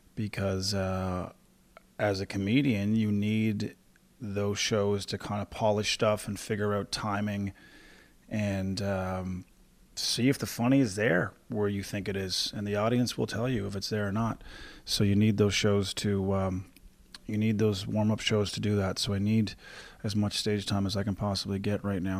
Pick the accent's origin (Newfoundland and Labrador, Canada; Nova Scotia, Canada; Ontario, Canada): Newfoundland and Labrador, Canada; moved away as an adult; also born or lived in Halifax; I moved away from Newfoundland to go find a stand-up career. So I kinda had to leave home from the beginning.